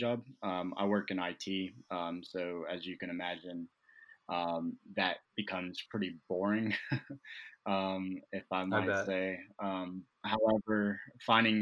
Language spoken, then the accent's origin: English; Charlotte, North Carolina, United States; I'm born and raised in Charlotte